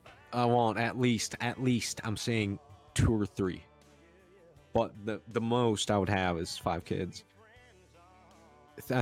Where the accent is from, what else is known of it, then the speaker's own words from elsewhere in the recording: United States; I'm an American